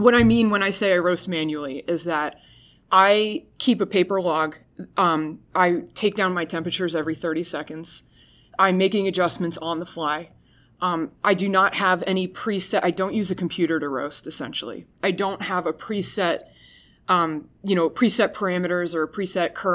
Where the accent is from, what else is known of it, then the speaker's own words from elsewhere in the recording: New Jersey, United States; I'm from New Jersey